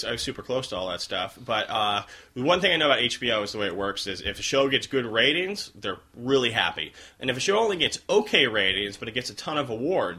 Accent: New York, United States; moved away as an adult; now in Los Angeles, United States; I'm from New York, where Puerto Ricans are Mexicans.

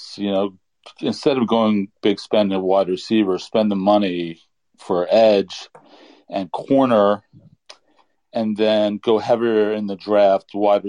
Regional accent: Long Island, New York, United States; now in Maryland, United States; I'm originally from Long Island, but I've been living in Maryland for quite a while

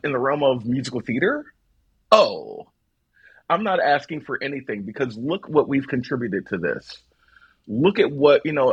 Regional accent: Philadelphia, Pennsylvania, United States; I grew up in South Philadelphia

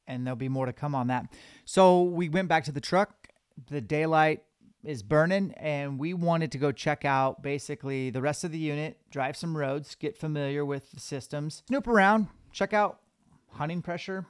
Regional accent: Washington, United States; we're from Washington

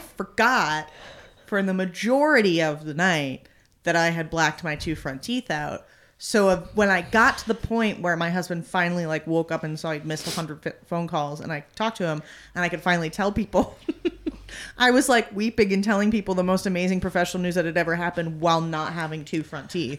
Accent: New York, United States; moved away as an adult; now in Los Angeles, United States; I grew up in New York. I'd gone to school there.

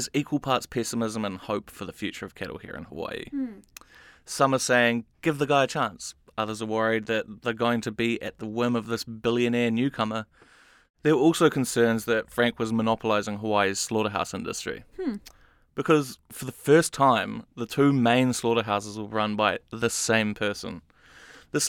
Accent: New Zealand; now in United States; I'm from New Zealand

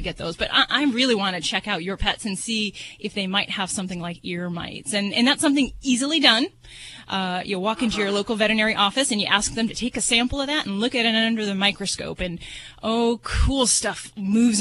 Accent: Las Vegas, Nevada, United States; I'm from Vegas

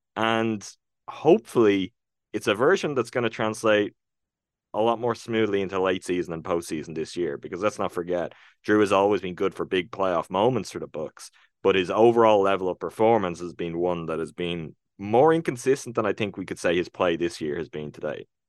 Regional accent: Ireland; I'm real Irish

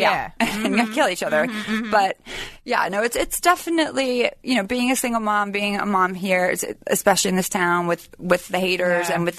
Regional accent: Sacramento, California, United States; I grew up in Sacramento.

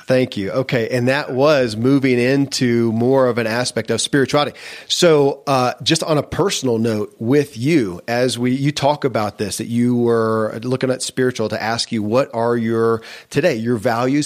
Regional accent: Kentucky, United States; born or raised there

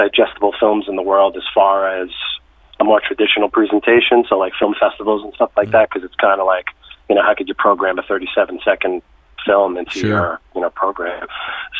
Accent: New York City, New York, United States; also born or lived in Brooklyn; I'm a native New Yorker. I grew up in the Bronx

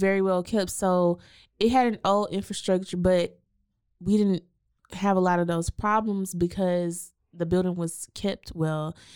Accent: Waco, Texas, United States; we grew up in Waco I S D

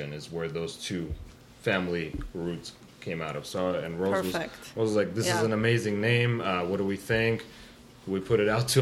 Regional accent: California, United States; We're a Californian-Armenian family

